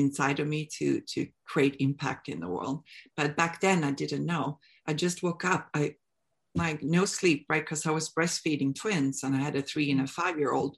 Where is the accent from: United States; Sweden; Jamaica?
Sweden; moved away as an adult; I'm from Sweden. I moved here back in 2002